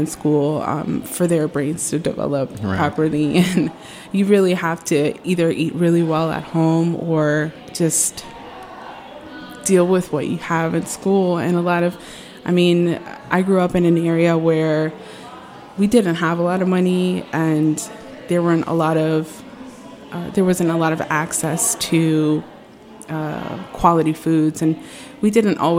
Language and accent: English; Alexandria, Virginia, United States; I grew up in Alexandria, Virginia